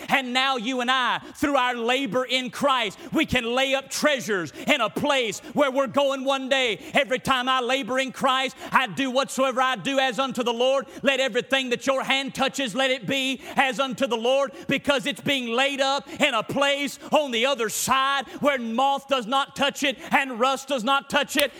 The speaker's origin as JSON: {"language": "English", "country": "United States", "said": "I'm an American"}